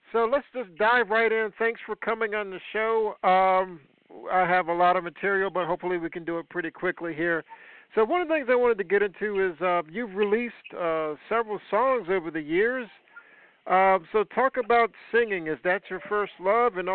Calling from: United States; Yeah, near Washington D.C.

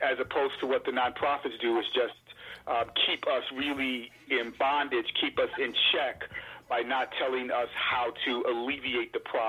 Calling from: Chicago, Illinois, United States; I'm calling from Chicago.

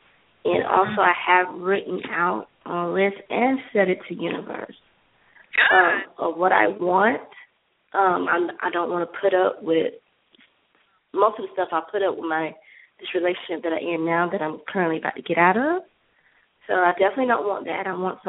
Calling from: Georgia, United States

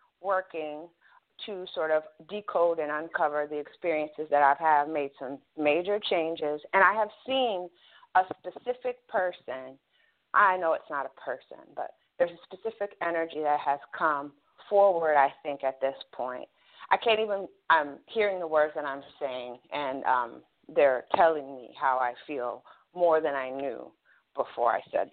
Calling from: Ohio, United States

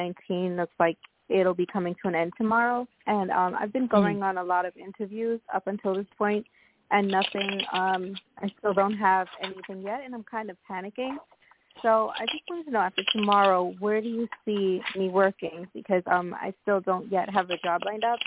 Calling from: Long Island, New York, United States; I'm calling from New York.

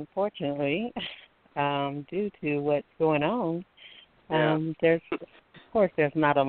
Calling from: Alabama, United States; I'm calling from Alabama.

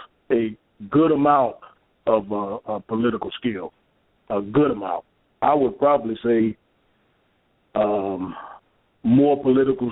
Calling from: Michigan, United States; I'm calling from Michigan

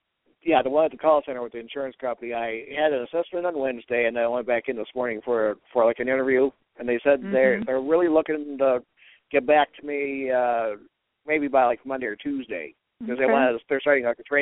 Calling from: Cleveland, Ohio, United States; in Cleveland.

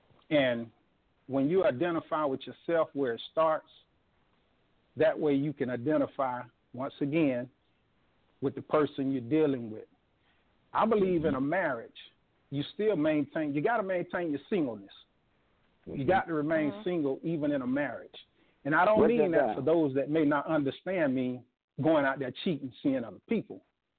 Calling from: Gainesville, Florida, United States; calling from Gainesville, Florida.

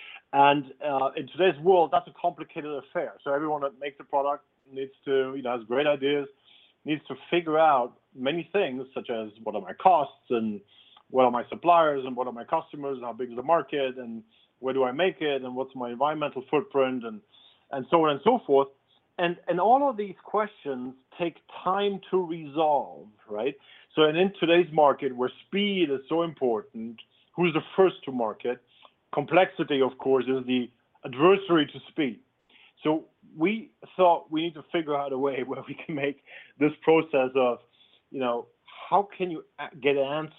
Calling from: London, United Kingdom; I'm calling in from London.

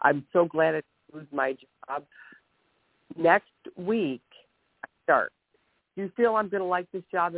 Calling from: Ohio, United States; I'm calling from Ohio.

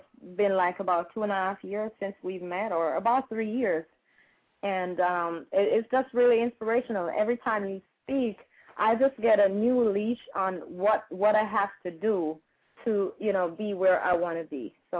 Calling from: Tampa, Florida, United States; I'm calling from Tampa.

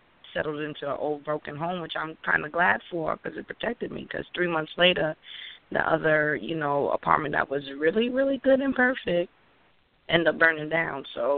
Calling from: Connecticut, United States; Mm-hmm. I'm calling in from Connecticut.

